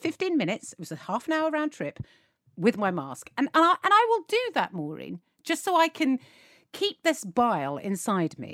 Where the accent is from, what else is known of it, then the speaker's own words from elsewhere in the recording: United Kingdom; we as British people